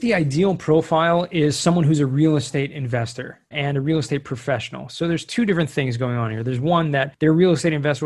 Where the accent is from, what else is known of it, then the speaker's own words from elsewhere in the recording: Southern California, United States; now in Israel; I grew up in Southern California, so I'm American